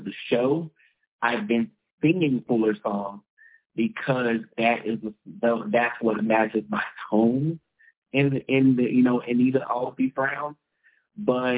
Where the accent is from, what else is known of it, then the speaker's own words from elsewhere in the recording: Jasper, Texas, United States; I grew up in Jasper, Texas, on the border of Louisiana